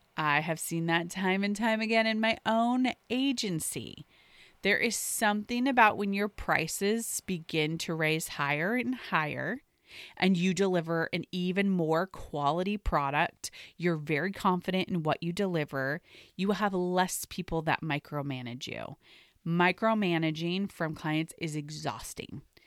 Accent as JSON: {"language": "English", "area": "the Northwest", "region": "Pacific Northwest", "country": "United States", "tie": "born or raised there", "said": "I grew up in the Northwest, so Nordstrom was actually a natural part of where we would shop as I grew up."}